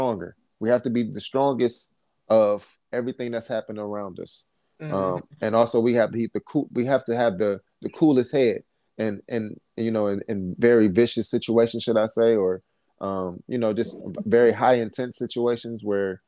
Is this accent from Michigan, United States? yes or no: yes; Detroit, Michigan, United States; I'm from Detroit.